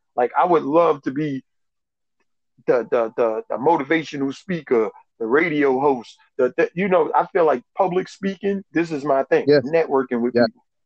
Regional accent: New York, United States; moved away as an adult; also born or lived in Albany, New York; I actually I'm from New York

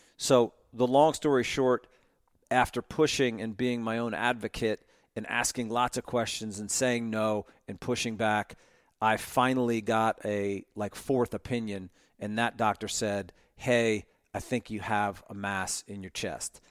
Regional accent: Monmouth County, Jersey Shore, New Jersey, United States; moved away as an adult; also born or lived in Ohio; now in Atlanta, United States; I grew up in Monmouth County on the Jersey Shore

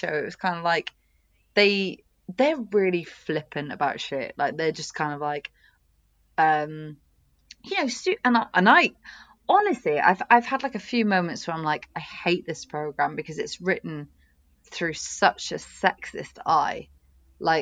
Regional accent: United Kingdom; also born or lived in Oxford; as a British woman

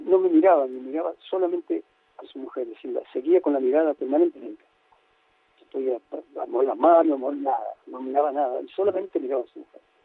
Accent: Cruz del Eje, Córdoba, Argentina; moved away; also born or lived in Paris; el día que me fui de Cruz del Eje, me fueron a despedir mi madre y mis hermanos

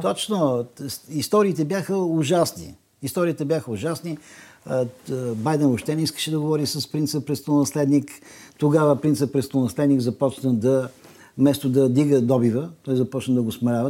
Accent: Bulgaria; Ние сме европейци и ние сме българи

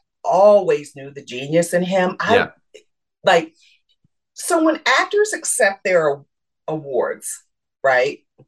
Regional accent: Michigan, United States; I'm from Michigan.

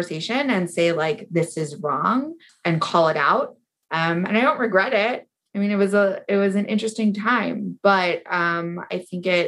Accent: New City, New York, United States; I grew up in New City and lived there my whole life

